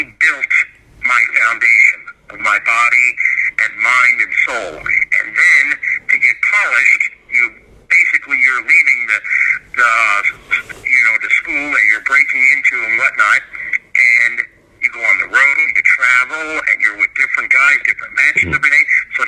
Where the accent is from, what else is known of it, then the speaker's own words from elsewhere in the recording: St. Petersburg, Florida, United States; I started like at a youth center in St. Petersburg, Florida, where I'm from